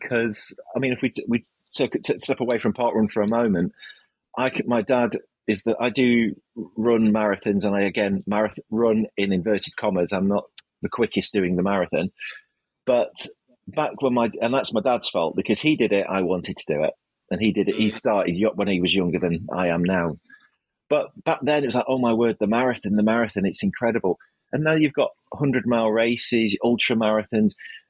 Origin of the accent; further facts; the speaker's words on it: Manchester, North West England, United Kingdom; I was like, yes, that's correct. I'm from Manchester.